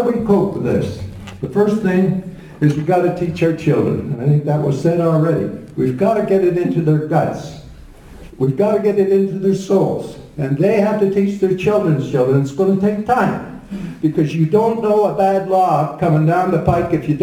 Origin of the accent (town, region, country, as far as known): Canada